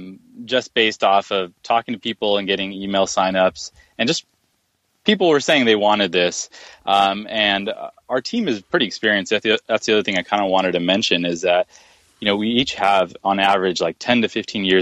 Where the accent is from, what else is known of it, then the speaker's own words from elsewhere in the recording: Silicon Valley, California, United States; I was born and raised in Silicon Valley